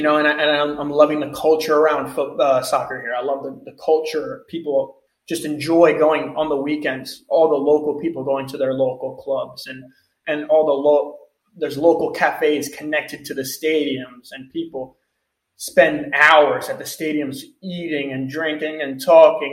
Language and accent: English; United States; moved away as an adult; now in Portugal; Being American